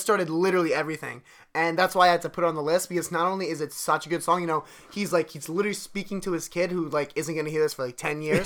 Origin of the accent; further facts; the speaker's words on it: Delaware County, Pennsylvania, United States; we're both from Delaware County, Pennsylvania, Delco